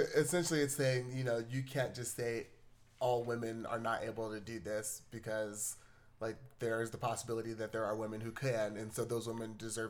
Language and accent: English; Brooklyn, New York, United States; we're both like born and raised in the Bronx.